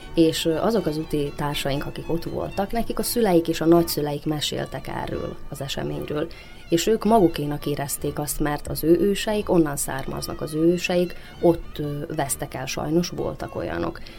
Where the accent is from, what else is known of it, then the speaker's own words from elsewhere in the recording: Central Banat, Vojvodina, Serbia; középbánáti születésű vagyok